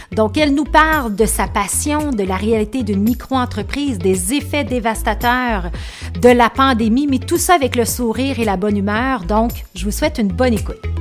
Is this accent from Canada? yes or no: yes; Beauce, Quebec, Canada; je venais de la Beauce, j'allais à l'école